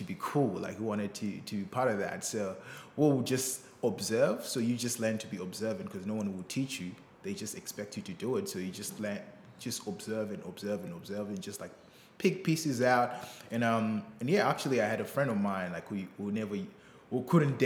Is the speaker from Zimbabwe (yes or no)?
yes; Bulawayo, Zimbabwe; I grew up, you know, in the townships, like the second biggest city in Zimbabwe called Bulawayo